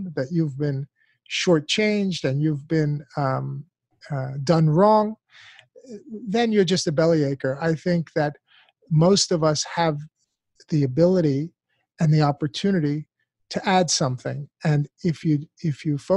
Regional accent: United States; an American born and raised in this country

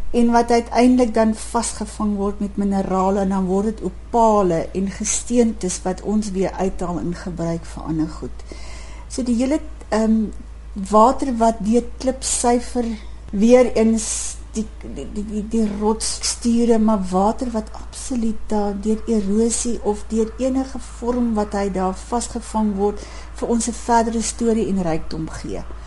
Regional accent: South Africa; ek is 'n Suid-Afrikaner

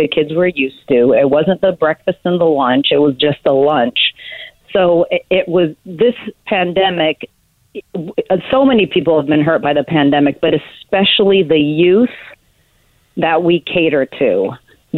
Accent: Portland, Oregon, United States; I was born and raised right here in Portland, Oregon

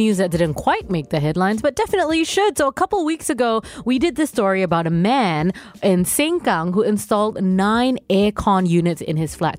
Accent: Singapore; as a Singaporean

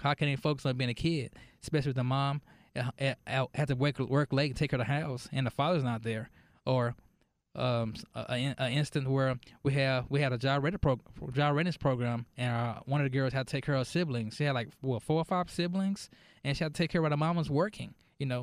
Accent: Dallas, Texas, United States; moved away as an adult; also born or lived in Irving, Texas; now in Mesquite, United States; I'm from Dallas

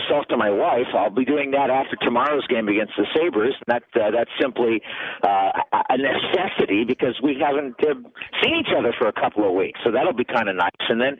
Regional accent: United States; I'm an American through and through.

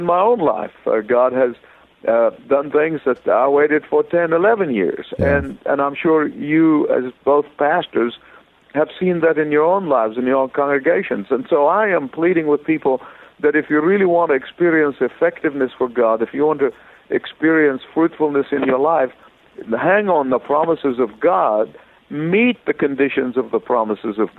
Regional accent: Egypt; moved away as an adult; also born or lived in Beirut, Lebanon / Sydney, Australia / California; now in Atlanta, United States; I was born in Egypt

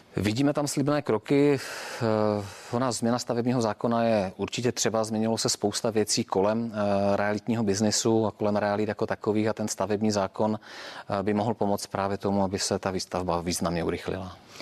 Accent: Czechia; pro nás, jakoby pro Čechy

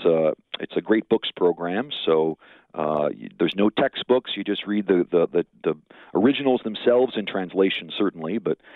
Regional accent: St. Paul, Minnesota, United States; also born or lived in California; I grew up in St. Paul, Minnesota. Very close to the University of St. Thomas, which some of your listeners may be familiar with, beautiful Merriam Park, Minnesota. Went to parochial school myself for grade school and high school, then went out to California

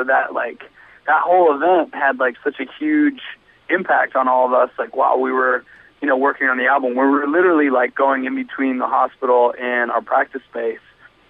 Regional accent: Canada; Feels good. Yeah, I mean, we're always stoked to, you know, represent our country and hopefully shed some light on, you know, good metal and hardcore that's coming out from there.

